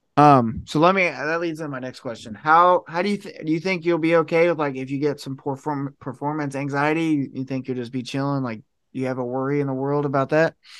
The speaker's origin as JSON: {"language": "English", "region": "Ohio", "country": "United States", "said": "I'm from Ohio"}